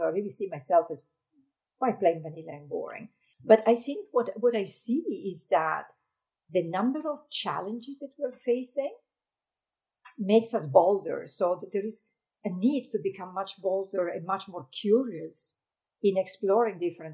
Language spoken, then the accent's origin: English; Italy; moved away as an adult; I remember as a child, I was born in Italy, so I was looking at the mountains out of my window